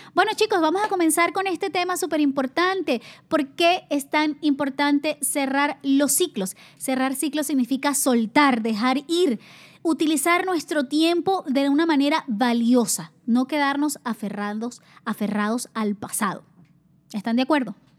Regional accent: Venezuela; moved away as an adult; also born or lived in Spain; yo salí de Venezuela, estaba becada por la universidad, beca completa

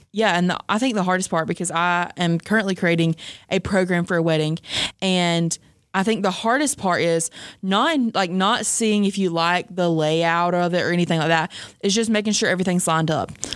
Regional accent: the South, United States; I'm from the South

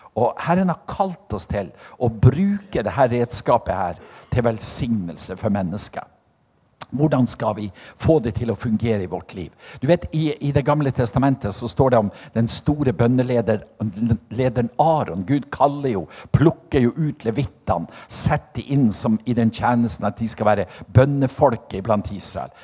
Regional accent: Norway; på Selja, der jeg kommer fra

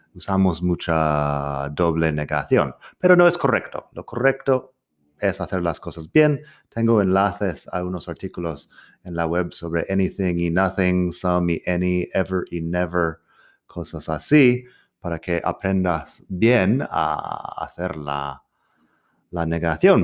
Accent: Arizona, United States; Spanish is a second language; now in Madrid, Spain; yo soy del desierto de Arizona. Cuando digo desierto, digo literalmente desierto crecí en un sitio donde mirabas por la ventana y tenías cactus y arbustos y poco más.

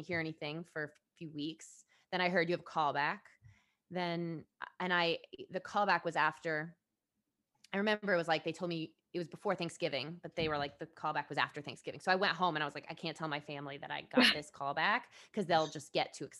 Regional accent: Fairfield, Connecticut, United States; I grew up in Fairfield

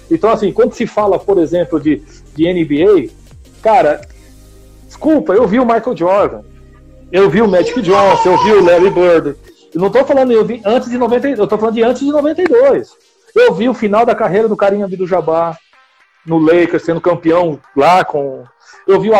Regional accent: São Paulo, Brazil; eu, sou daqui do ABC, vocês sabem disso. Estava no centro de Santo André

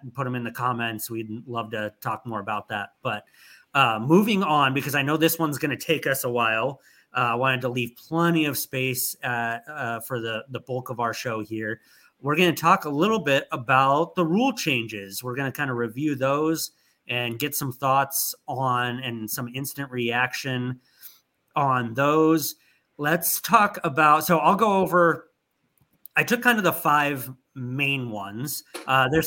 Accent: Anaheim, California, United States; I grew up in Southern California

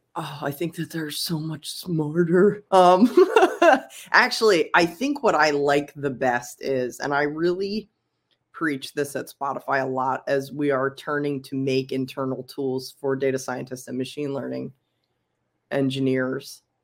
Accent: Philadelphia, Pennsylvania, United States; I'm from Philly for sure

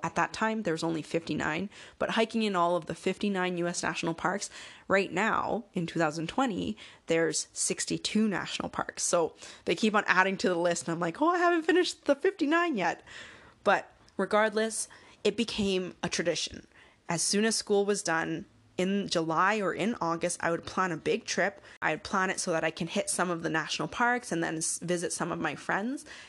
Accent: Canada; I'm Canadian

